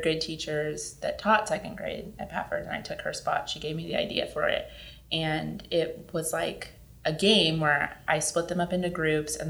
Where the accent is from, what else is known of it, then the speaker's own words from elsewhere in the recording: California, United States; moved away; I'm from California, so I don't have any family here